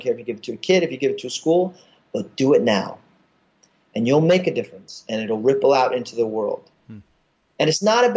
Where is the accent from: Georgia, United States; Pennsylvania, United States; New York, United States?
New York, United States; New York City; I'm from Brooklyn